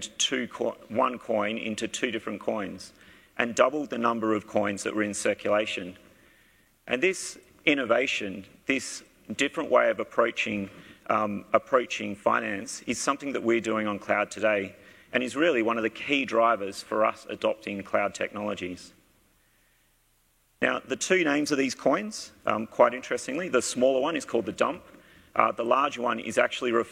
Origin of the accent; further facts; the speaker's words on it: Australia; you can probably pick from my accent, I am from Australia